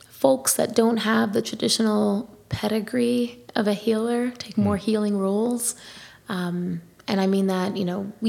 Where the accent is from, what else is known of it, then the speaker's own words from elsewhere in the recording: New York City, New York, United States; I'm born and raised in the Bronx